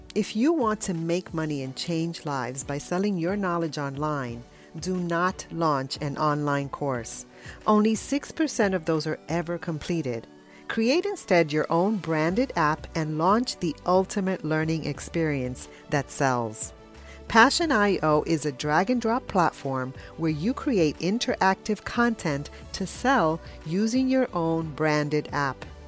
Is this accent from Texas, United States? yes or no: no; New York, United States; I'm a New Yorker